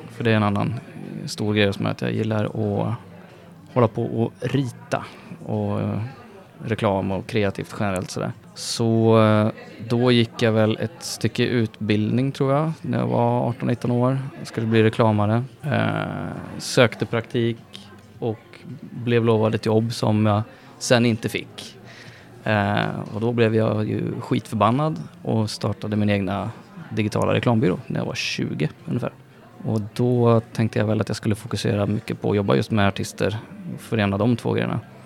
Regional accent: Karlstad, Värmland, Sweden; I Karlstad, där jag kommer ifrån

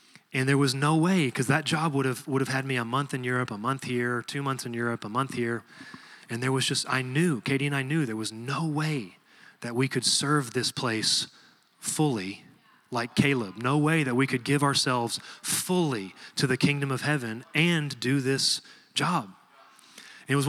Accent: Texas, United States; I'm from Texas

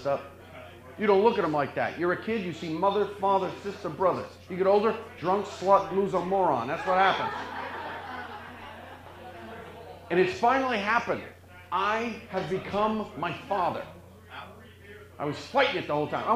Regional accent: Boston, Massachusetts, United States; I'm from the Boston area

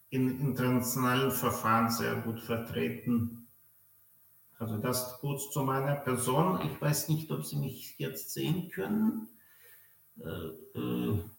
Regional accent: Belarus; born there; also born or lived in Germany; Äh, also ich bin gebürtiger Weißrusse, äh, Jahrgang 74. Ich habe in Deutschland Jura studiert äh, und in Freiburg 2003 promoviert.

